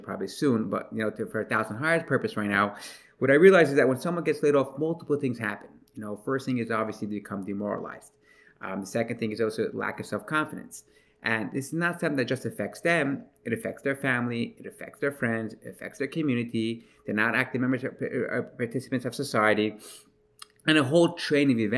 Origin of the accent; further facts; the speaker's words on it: New York City, New York, United States; I'm from Brooklyn, New York, in a town, in a place called Crown Heights